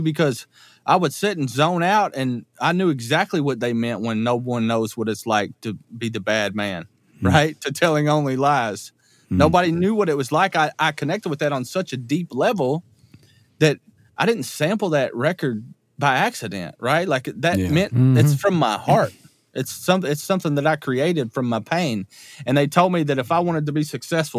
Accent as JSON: {"language": "English", "town": "Richardsville", "region": "Kentucky", "country": "United States", "also_born_or_lived": "Louisville, Kentucky", "moved": "as an adult", "said": "I'm from Richardsville, Kentucky"}